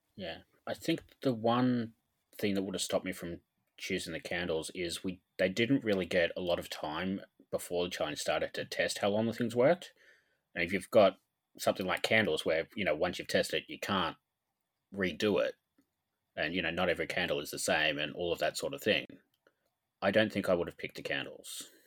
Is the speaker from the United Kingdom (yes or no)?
no; Australia; being Australian